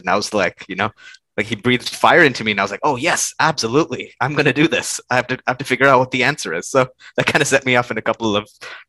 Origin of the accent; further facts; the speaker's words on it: India; English is a second language; now in United States; So I was born in India, but then my family all moved to the USA when I was a really small kid. Lived here for like, I think 9 years before the family moved back to India.